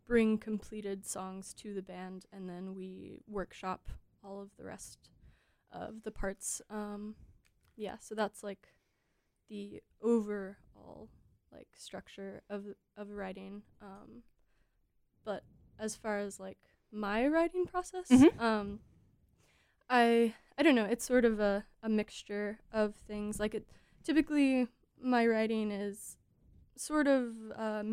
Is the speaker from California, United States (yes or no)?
no; Alabama, United States; born or raised there